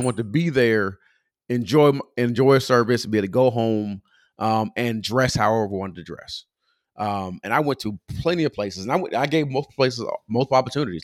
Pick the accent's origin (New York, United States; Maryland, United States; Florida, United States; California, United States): California, United States; Pomona; moved away as an adult; also born or lived in Moreno Valley, California; now in Atlanta, United States; I'm from Pomona, California. So I grew up in church called New Testament